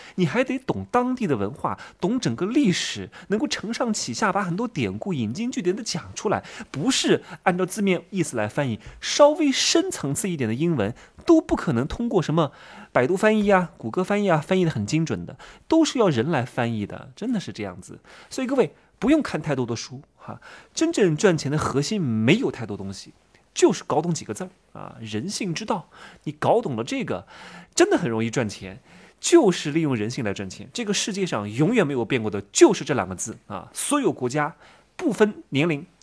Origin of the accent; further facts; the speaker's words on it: Wuhu, Anhui, China; 我是芜湖人嘛，认识我们芜湖的一个中戏那年考第一名，叫吴宇泽